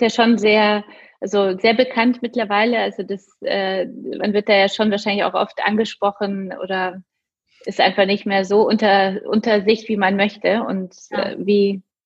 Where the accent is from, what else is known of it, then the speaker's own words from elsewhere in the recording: Poland; moved away; also born or lived in Munich; ich komme jetzt selbst aus Polen